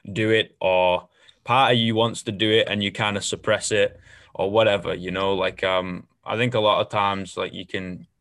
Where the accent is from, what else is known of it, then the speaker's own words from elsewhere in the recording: Manchester, North West England, United Kingdom; moved away; my home is always going to be Manchester, but at the same time, like there's a reason why you leave.